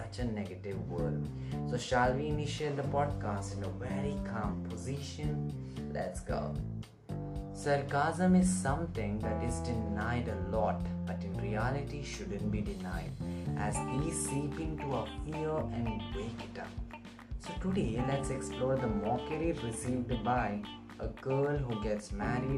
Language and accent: English; India; I'm from India